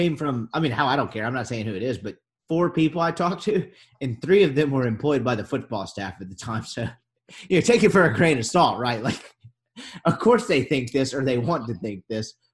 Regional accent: Jackson, Mississippi, United States; I'm from Jackson, Mississippi

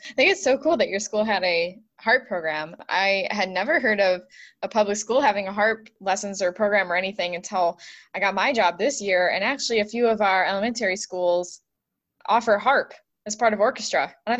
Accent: Buffalo, New York, United States; accent: Buffalo twang; I have the Buffalo twang.

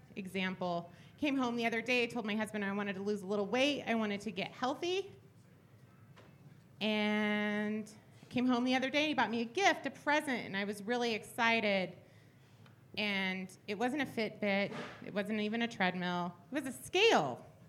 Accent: Phoenix, Arizona, United States

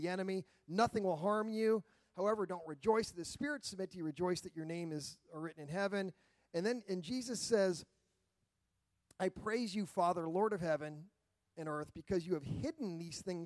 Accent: United States; I'm an American fifth.

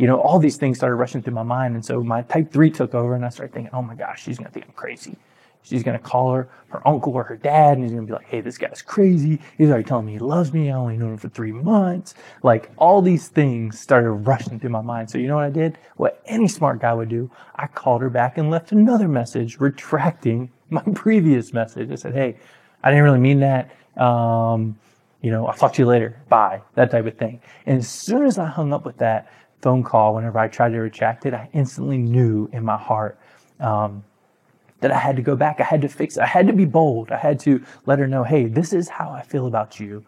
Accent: Aynor, South Carolina, United States; I grew up in a town called Ainer, South Carolina.

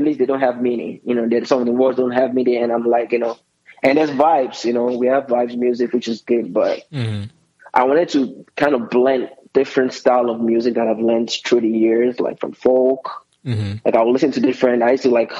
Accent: Nigeria; I'm Nigerian

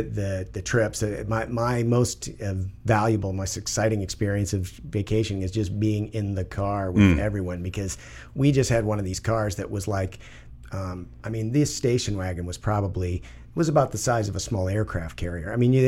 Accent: Virginia, United States; born there; I was born in Virginia, as a matter of fact.

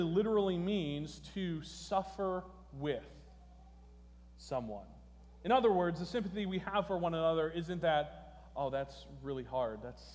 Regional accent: New Jersey, United States; moved away; I come from New Jersey

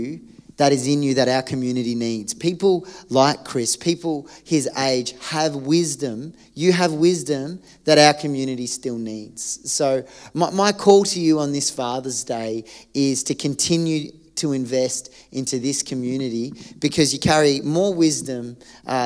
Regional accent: Australia; as an Australian

